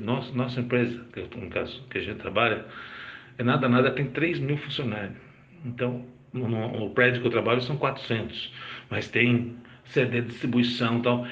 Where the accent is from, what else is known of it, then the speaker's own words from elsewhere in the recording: Bragança Paulista, São Paulo, Brazil; sou de Bragança Paulista